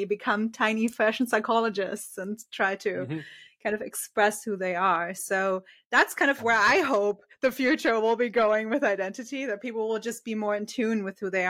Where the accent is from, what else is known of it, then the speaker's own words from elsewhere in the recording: Germany; I'm from Germany, and with us, it's very clear you start school